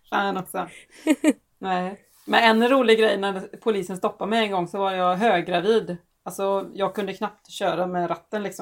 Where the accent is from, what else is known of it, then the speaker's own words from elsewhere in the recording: Gothenburg, Västra Götaland, Sweden; also born or lived in Borås; Jag är riktig göteborgare.